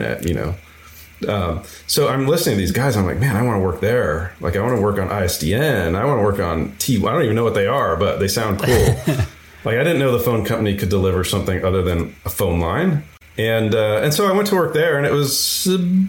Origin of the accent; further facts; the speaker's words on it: San Francisco, California, United States; I'm from San Francisco